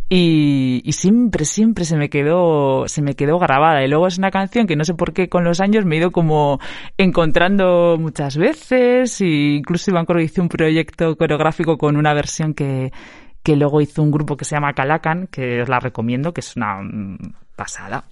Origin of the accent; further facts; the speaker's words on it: Eibar, Basque Country, Spain; now in Vitoria-Gasteiz, Spain; yo soy gastistarra de corazón, pero de nacimiento no, soy de Ibar